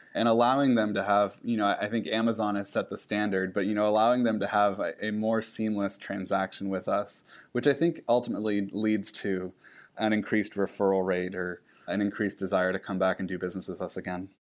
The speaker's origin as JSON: {"language": "English", "region": "Pacific Northwest", "country": "United States", "tie": "born or raised there", "said": "I grew up in the Pacific Northwest"}